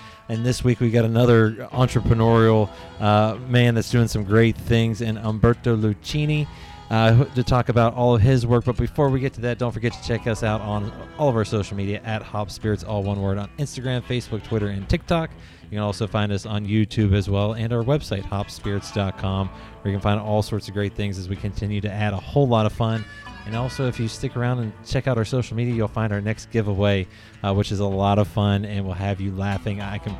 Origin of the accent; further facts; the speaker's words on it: West Virginia, United States; now in Kentucky, United States; I grew up in West Virginia, you know, mountains everywhere around me.